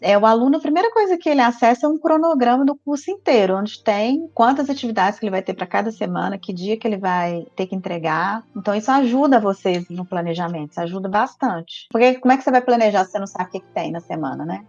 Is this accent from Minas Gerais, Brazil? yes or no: yes; Viçosa, Minas Gerais, Brazil; Interior de Minas, de Viçosa